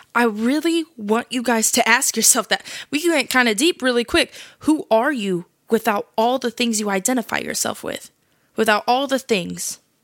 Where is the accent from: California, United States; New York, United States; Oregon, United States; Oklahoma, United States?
California, United States; I'm twenty-one years old. I'm from California.